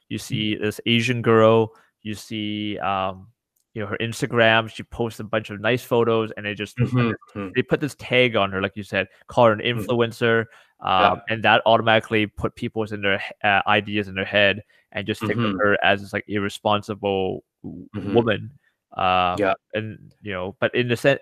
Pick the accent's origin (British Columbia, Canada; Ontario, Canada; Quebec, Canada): British Columbia, Canada; North Vancouver; I grew up in North Shore, in North Vancouver.